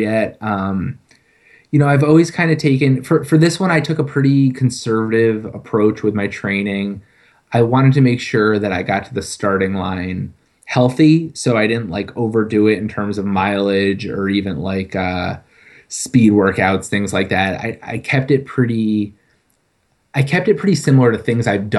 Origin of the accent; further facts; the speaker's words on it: Connecticut, United States; moved away; I grew up in Connecticut